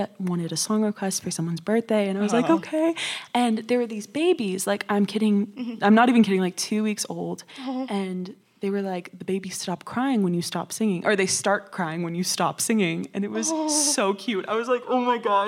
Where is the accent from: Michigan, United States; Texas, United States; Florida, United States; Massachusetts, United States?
Texas, United States; Austin; moved away; I'm from Austin, Texas